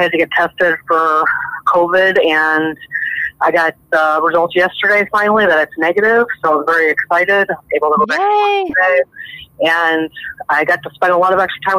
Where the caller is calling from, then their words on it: Sycamore, Illinois, United States; I'm from Sycamore, Illinois.